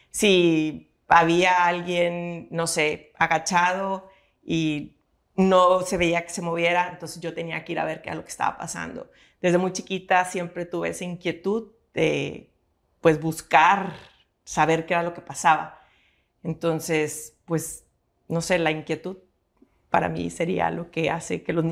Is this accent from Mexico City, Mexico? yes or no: no; Monterrey, Nuevo León, Mexico; born there; Bueno, yo nací aquí en Monterrey, Nuevo León, un 10 de febrero